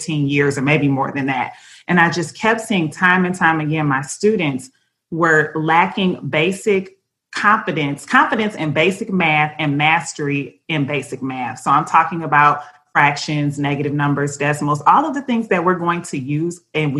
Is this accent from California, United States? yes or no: no; Detroit, Michigan, United States; my hometown, Detroit